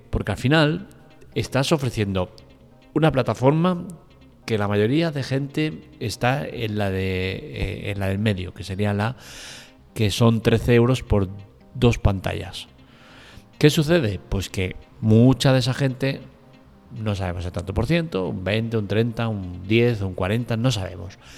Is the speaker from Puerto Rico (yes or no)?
no; Russia; me como el marrón de censura por todos lados porque soy ruso.